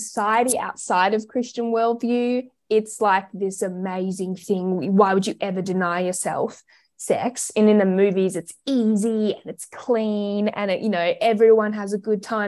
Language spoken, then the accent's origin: English; Australia; also born or lived in Melbourne; We are Australian